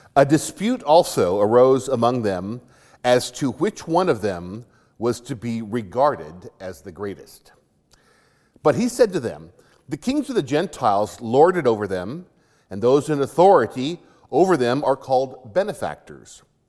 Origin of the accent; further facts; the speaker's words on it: Arizona, United States; When I was growing up in Arizona